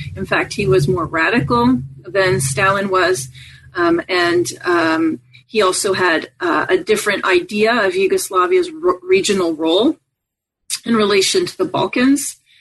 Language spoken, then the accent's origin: English; Montreal, Quebec, Canada; I grew up in Montreal, Canada